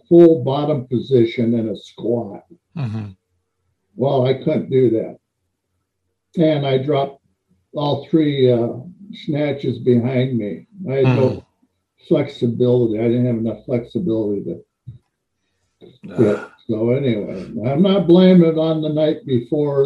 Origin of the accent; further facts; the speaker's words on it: Portland, Oregon, United States; moved away as an adult; now in Minnesota, United States; I'm from Portland, Oregon